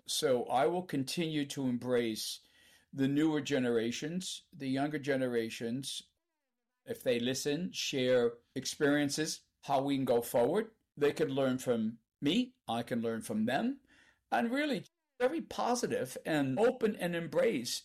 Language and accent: English; Canada; as we say in Canada